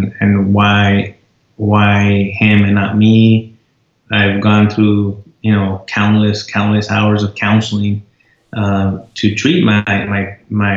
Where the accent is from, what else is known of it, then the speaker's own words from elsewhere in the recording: United States; I'm an American